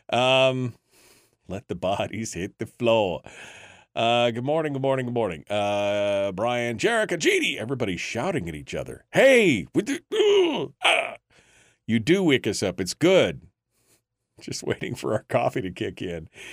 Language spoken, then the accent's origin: English; Alaska, United States; a kid born and raised in Alaska